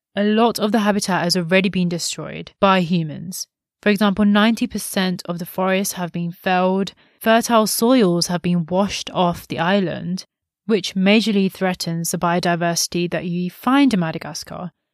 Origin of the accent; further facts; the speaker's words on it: India; as an Indian